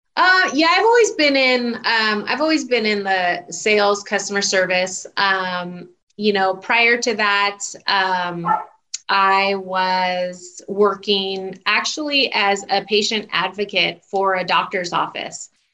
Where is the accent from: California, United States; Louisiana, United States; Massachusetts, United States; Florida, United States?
California, United States; Southern; also born or lived in Houston, Texas; I still consider myself SoCal because we moved back out here when I was still really young, before I even started kindergarten.